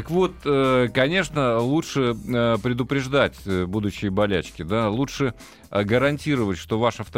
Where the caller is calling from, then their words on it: Rostov-on-Don, Rostov Oblast, Russia; Я звоню вам из Ростова-на-Дону.